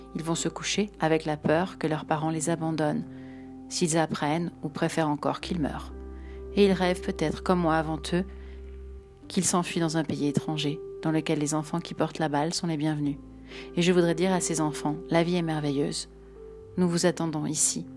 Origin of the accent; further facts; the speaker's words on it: France; now in Mexico; je suis française